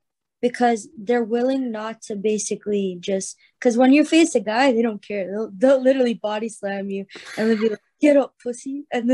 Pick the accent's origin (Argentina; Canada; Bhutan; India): Canada; I'm Canadian.